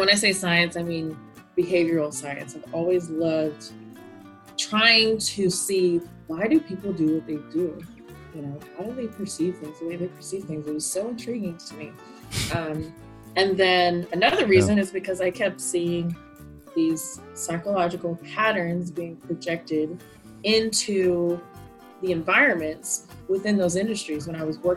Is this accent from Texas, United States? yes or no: yes; Fort Worth, Texas, United States; now in Plano, United States; I grew up in Fort Worth, Texas.